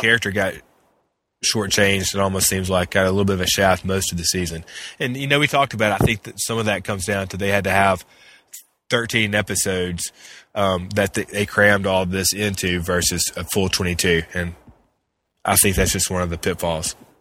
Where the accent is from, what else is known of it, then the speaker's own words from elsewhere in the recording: Mississippi, United States; growing up in Mississippi and going to football games in Mississippi